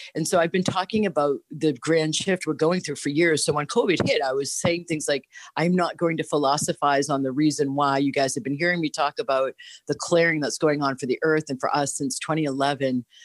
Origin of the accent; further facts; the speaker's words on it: Boston, Massachusetts, United States; now in Florida, United States; Born and raised in Boston